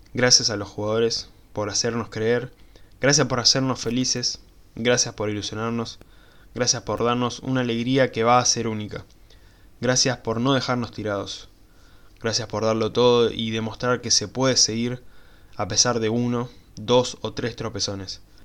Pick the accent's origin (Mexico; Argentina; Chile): Argentina; como buen argentino